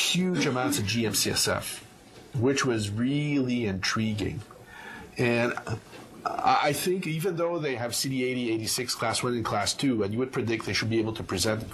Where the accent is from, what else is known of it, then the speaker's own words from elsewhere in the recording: Canada; moved away as an adult; also born or lived in Montreal, Canada; now in Atlanta, United States; as a Canadian